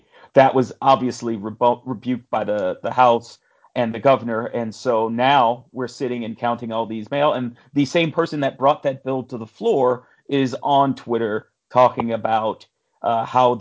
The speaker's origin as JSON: {"language": "English", "country": "United States", "said": "the American and the only Black American in the group"}